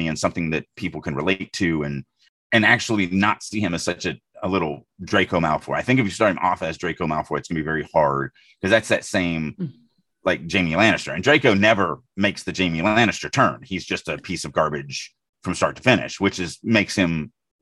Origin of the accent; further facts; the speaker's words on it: Deep South, United States; I grew up in the Deep South.